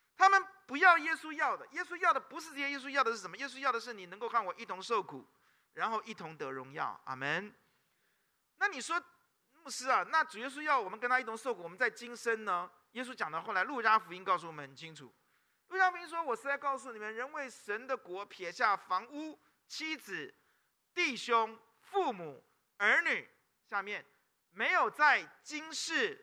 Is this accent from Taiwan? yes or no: yes; Taipei, Taiwan; 南部人都骂我们台北人叫什么？天龙，是不是？我们是天龙哎，知道吗？